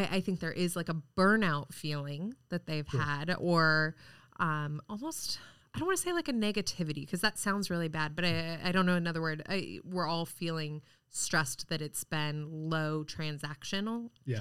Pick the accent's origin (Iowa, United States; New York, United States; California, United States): California, United States; moved away as an adult; also born or lived in Wisconsin; now in Richmond, United States; I was actually born in Wisconsin, but moved to California. I was less than one. So I say I'm from California